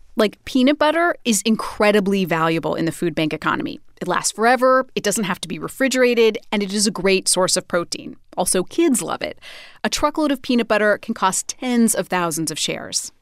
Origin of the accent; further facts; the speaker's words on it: Idaho, United States; Idaho, my home state